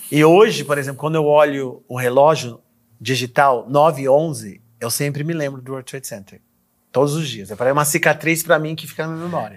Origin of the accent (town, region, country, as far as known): Brazil; moved away; also born or lived in United States